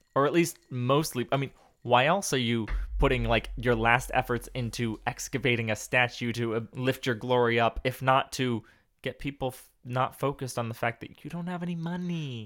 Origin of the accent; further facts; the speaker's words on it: West Coast, United States; moved away as an adult; also born or lived in Texas; growing up on the West Coast